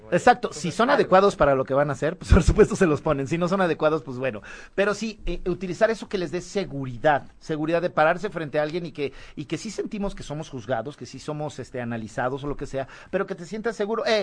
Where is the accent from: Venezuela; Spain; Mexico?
Mexico; Así somos los mexicanos, eso, eso.